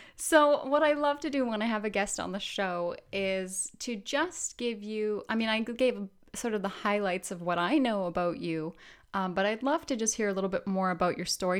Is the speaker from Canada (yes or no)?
yes; Canada